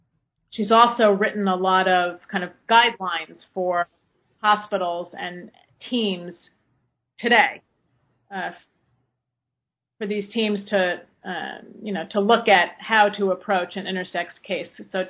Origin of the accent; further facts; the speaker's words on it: West Coast, United States; some big places like Seattle or San Francisco, I'm from the West Coast